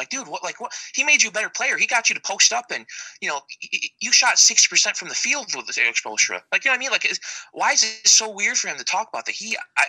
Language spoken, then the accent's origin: English; New York, United States; I mean, even though I'm from New York